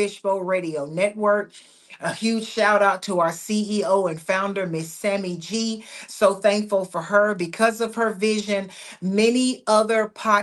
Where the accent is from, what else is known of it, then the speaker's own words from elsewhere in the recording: United States; I am an American citizen. And so I will always have a passion for my nation